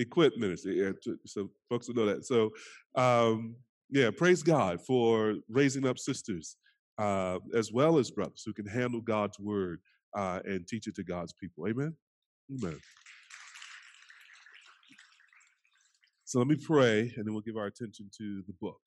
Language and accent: English; North Carolina, United States; So I'm from down south, greatest state in the country, North Carolina.